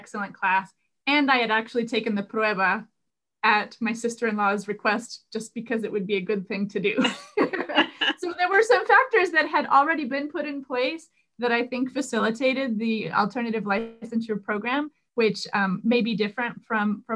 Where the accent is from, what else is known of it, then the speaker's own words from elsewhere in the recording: Raton, New Mexico, United States; first language English; I grew up in New Mexico, but I grew up as a monolingual English speaker